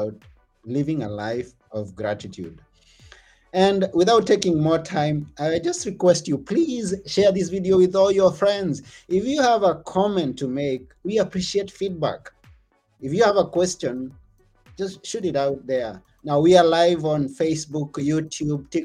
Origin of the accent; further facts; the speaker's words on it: Kenya; I come from Kenya